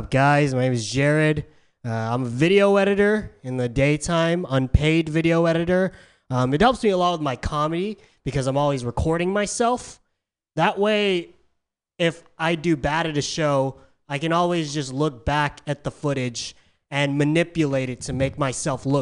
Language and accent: English; San Diego, California, United States; moved away as an adult; now in San Francisco, United States; I'm from San Diego. San Diego's a bit more conservative than San Francisco. I was called weird a lot growing up